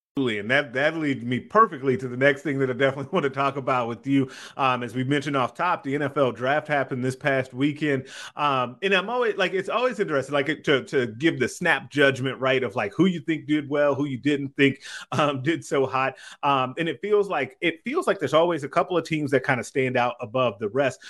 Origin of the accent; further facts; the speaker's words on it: Chicago, Illinois, United States; I'm from Chicago